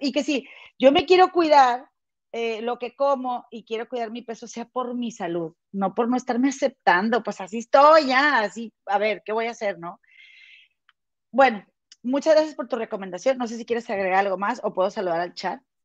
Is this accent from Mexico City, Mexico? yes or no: no; Monterrey, Nuevo León, Mexico; moved away; somos de Monterrey